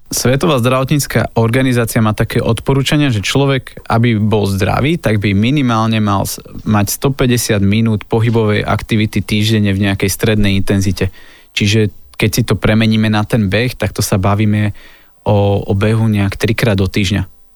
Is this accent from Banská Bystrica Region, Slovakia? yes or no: yes; Lučenec, Banská Bystrica Region, Slovakia; moved away; Ja som bol asi dva týždne dozadu doma v Lučenci a pochádzam z Lučenca, to je také malé mesto na strednom Slovensku